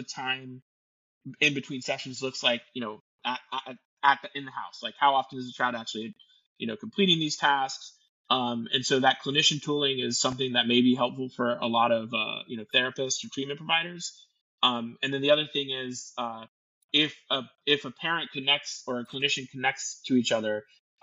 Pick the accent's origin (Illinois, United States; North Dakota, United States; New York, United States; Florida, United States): Florida, United States; I'm from Florida, born and raised in Florida